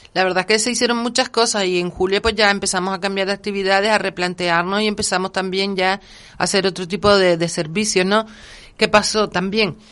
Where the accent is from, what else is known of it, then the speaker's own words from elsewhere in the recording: Canary Islands, Spain; yo sobre todo como canaria